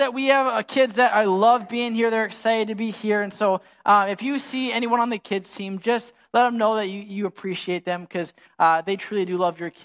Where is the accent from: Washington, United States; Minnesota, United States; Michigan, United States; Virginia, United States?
Minnesota, United States; Sartell; I love my hometown. My neighborhood, I grew up in the same house, 0 through 18. So every time I'm back in Sartell